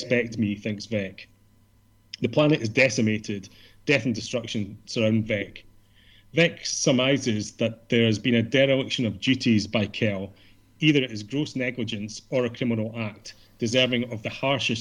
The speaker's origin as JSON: {"language": "English", "region": "Scotland", "country": "United Kingdom", "said": "being Scottish as well"}